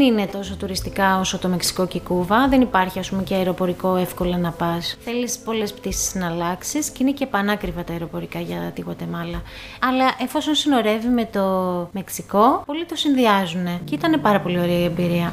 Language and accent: Greek; Greece; είμαι από την Ελλάδα